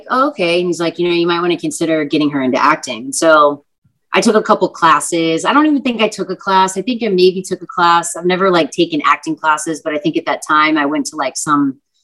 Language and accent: English; Texas, United States; I'm from Texas. So, like, I grew up on country music